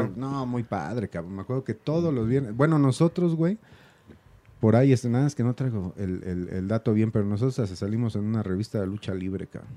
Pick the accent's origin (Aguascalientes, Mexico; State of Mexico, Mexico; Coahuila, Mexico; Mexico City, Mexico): Mexico City, Mexico; yo también soy de la Doctores